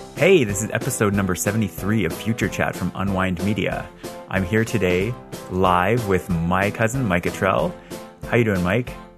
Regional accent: Scarborough, Ontario, Canada; I was born in Scarborough

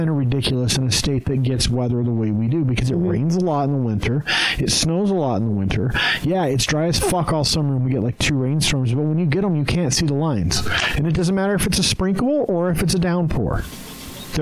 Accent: Wyoming, United States; now in Utah, United States; what I grew up with in Wyoming

